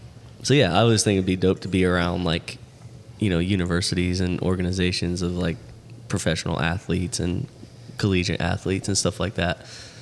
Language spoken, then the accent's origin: English; Sarasota, Florida, United States; I grew up in Sarasota.